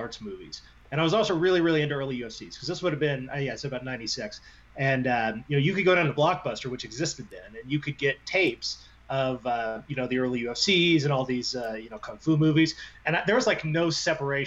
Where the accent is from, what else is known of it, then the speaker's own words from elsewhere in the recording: Indiana, United States; I'm from Indiana